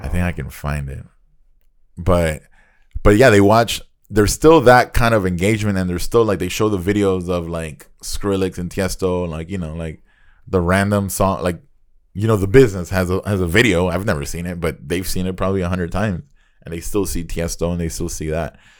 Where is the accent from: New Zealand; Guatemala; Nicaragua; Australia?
Nicaragua; moved away; growing up in Nicaragua